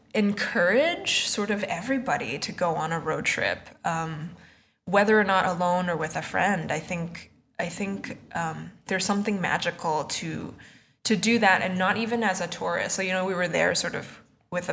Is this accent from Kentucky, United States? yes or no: no; Boston, Massachusetts, United States; now in New York, United States; I'm from Boston, and I currently live in New York.